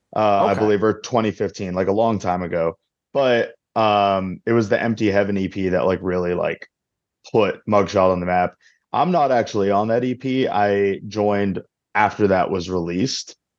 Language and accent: English; Arizona, United States; I'm from Arizona, so I'm not used to cold weather like that.